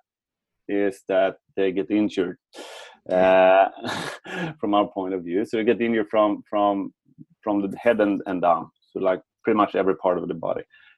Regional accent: Sweden; I'm from Sweden and we grew up in the 80s and the 90s

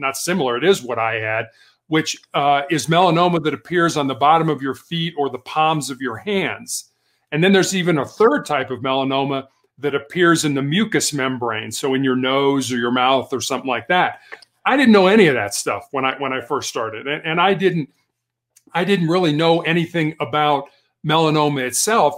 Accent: Chicago, Illinois, United States; moved away as an adult; also born or lived in Charleston, South Carolina / Santa Barbara, California; I was born and raised in Chicago

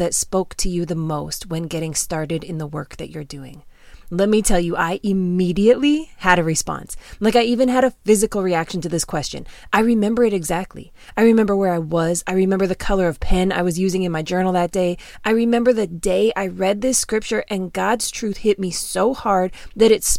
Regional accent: Canada; moved away as an adult; also born or lived in Phoenix, Arizona; I'm Canadian, born and raised.

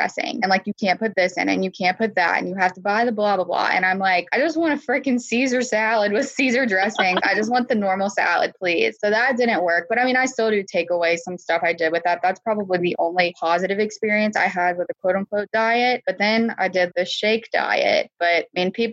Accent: the South, United States; I'm from the South

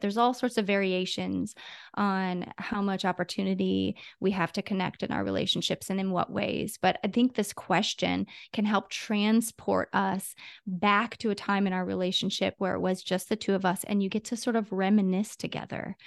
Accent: Ohio, United States; now in California, United States; I live in California, but I'm from Ohio

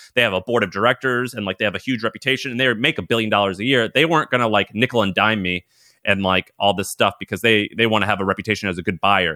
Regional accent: Missouri, United States; moved away as an adult; also born or lived in Nashville, Tennessee; I'm from Missouri, went to college in Tennessee, in Nashville, Tennessee

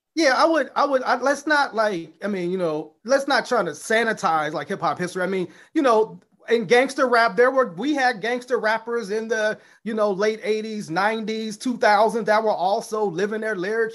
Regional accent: Chicago, Illinois, United States; I'm coming from the South Side of Chicago

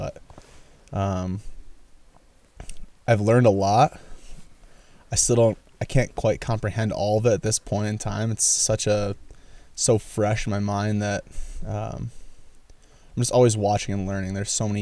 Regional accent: upstate New York, United States; moved away as an adult; now in Oregon, United States; growing up in New York, upstate New York

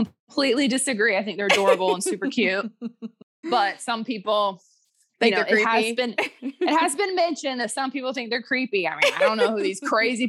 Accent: Durham, North Carolina, United States; now in Costa Rica; I grew up in Durham, North Carolina

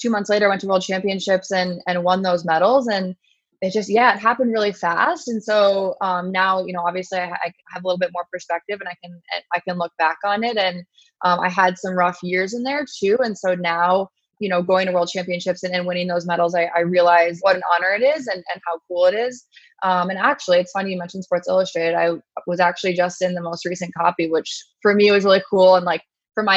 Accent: New York, United States; moved away as an adult; also born or lived in North Carolina / California; I grew up in New York and then went to school in North Carolina at Duke.

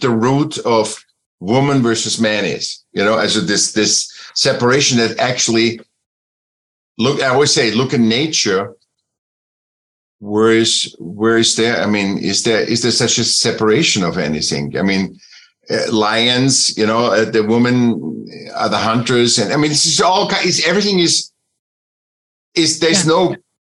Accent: Vienna, Austria; I was born in Vienna, was a sick child. I got into school when I was seven

